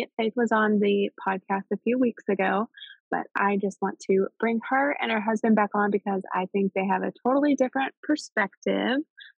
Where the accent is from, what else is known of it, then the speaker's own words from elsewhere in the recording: Southern Illinois, United States; I'm from Southern Illinois.